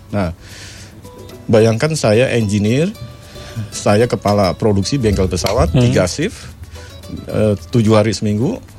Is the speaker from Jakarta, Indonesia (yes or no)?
yes; Jakarta, Indonesia; born there; saya lahir di Jakarta saya istilahnya Islam abangan ya